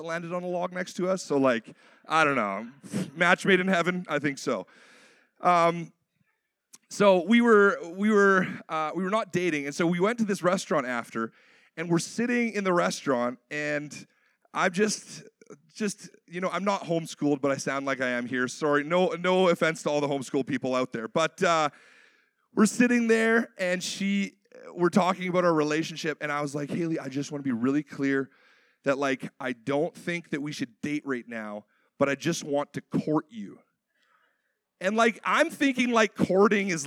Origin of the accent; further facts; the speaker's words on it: Canada; a Canadian born in the 90s